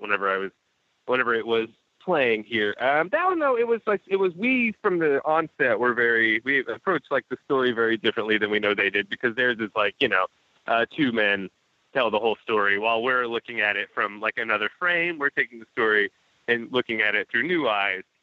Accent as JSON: {"language": "English", "region": "Texas", "country": "United States", "tie": "born or raised there", "said": "I was born in Texas and raised there"}